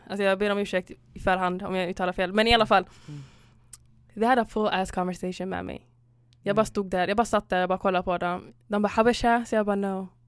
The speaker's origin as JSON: {"language": "Swedish", "country": "Somalia", "said": "nej jag är inte från Sudan, alltså, jag är från Somalia."}